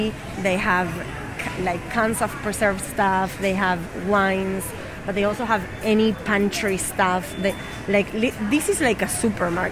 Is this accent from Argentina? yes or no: yes; Argentina; now in Barcelona, Spain; I'm from Argentina and the cuts of the meat are different names in my country.